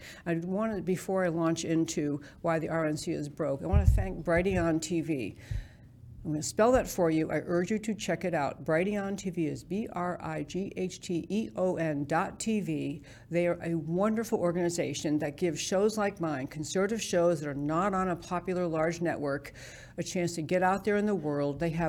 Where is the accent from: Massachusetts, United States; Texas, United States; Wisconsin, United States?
Texas, United States; We had supported Ted Cruz. I'm a Texan. He's our senator.